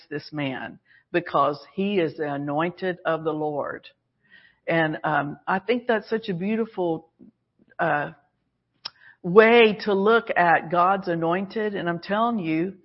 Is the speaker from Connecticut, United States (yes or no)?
no; Alabama, United States; we were Southerners. We're from Alabama. So, you know, part of that training and upbringing is you say yes, ma'am